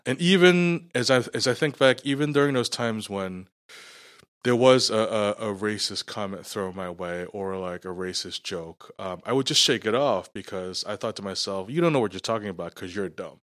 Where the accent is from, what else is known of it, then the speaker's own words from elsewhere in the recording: New York, United States; also born or lived in Scarborough / Markham; now in Canada; Growing up in New York, I grew up, uh, in Little Italy, which was surrounded by Chinatown.